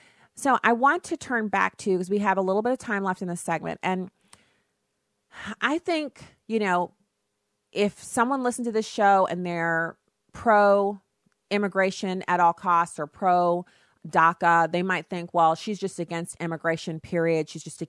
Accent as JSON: {"language": "English", "country": "Germany", "tie": "born or raised there", "said": "I grew up in Germany."}